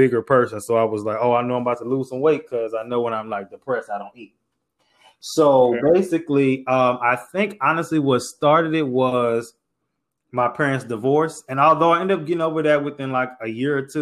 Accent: St. Louis, Missouri, United States; moved away as an adult; now in Houston, United States; I'm from St. Louis, live in Houston, moved to Houston for school

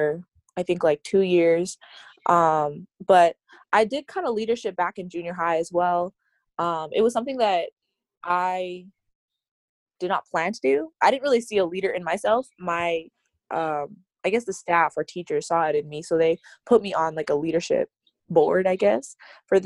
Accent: Calgary, Alberta, Canada; moved away; I am from Calgary, Alberta, and I'm currently a student at Oakwood University

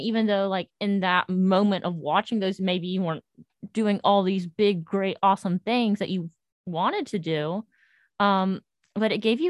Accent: North Carolina, United States; moved away as an adult; And I'm from North Carolina.

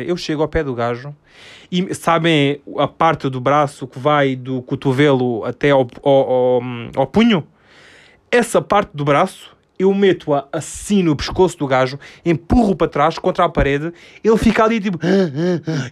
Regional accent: Alentejo, Portugal; Eu sou do Alentejo.

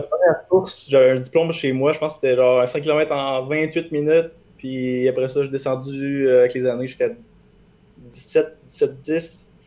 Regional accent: Quebec City, Quebec, Canada; je suis de Québec

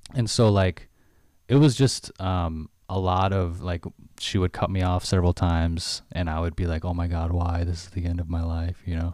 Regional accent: United States; I'm Chinese American

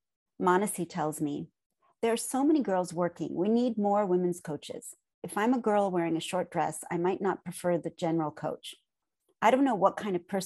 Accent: Los Angeles, California, United States; I grew up in Los Angeles

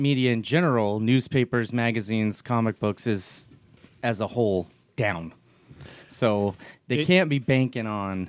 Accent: Burbank, California, United States; I'm from Burbank.

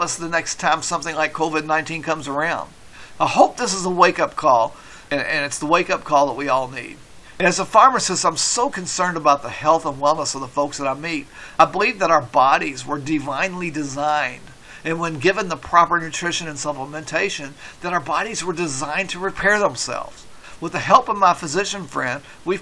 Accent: Kentucky, United States; I'm from Kentucky

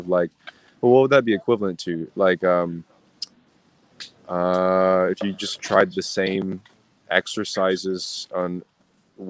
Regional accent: Southern California, United States; I grew up in Southern California

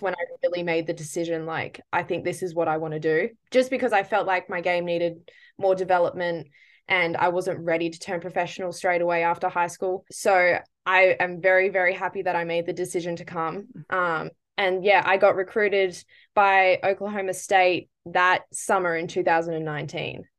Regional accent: Perth, Western Australia, Australia; I'm originally from Perth, Western Australia, yeah. um, and I've lived here my whole life

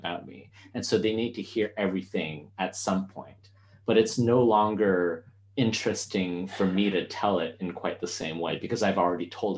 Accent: Canada; I grew up in Canada

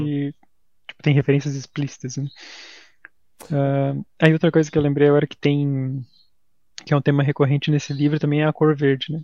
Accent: Santa Catarina, Brazil; a gente é de Santa Catarina

